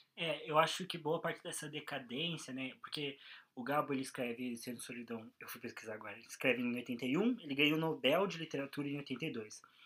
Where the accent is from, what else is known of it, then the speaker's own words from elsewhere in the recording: Brazil; como brasileiro